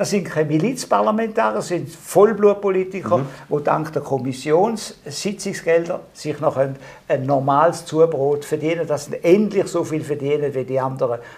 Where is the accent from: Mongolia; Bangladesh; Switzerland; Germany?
Switzerland; Appenzell Ausserrhoden; ich bin im Mosserodischen aufgewachsen